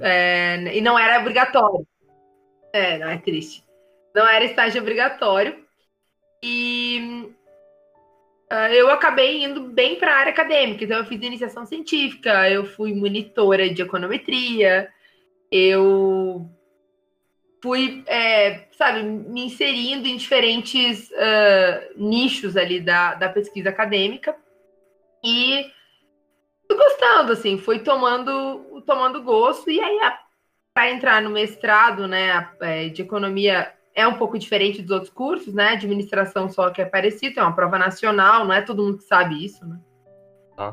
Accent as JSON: {"language": "Portuguese", "town": "Rio Grande", "region": "Rio Grande do Sul", "country": "Brazil", "tie": "born or raised there", "said": "eu nasci em Rio Grande, né? Que é extremo sul do Rio Grande do Sul, e é litoral."}